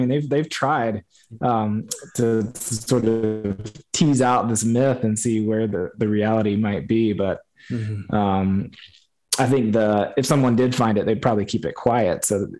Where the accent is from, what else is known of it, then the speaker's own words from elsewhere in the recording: Appalachia, United States; Like, I felt like maybe I don't fit in because I don't fit that one version of Appalachia that I had in my mind.